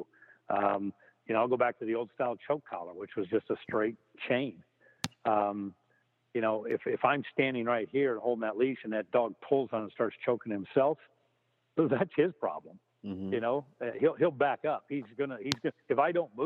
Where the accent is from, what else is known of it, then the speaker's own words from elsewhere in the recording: Nebraska, United States; now in New York, United States; I live in New York, but I'm originally from Nebraska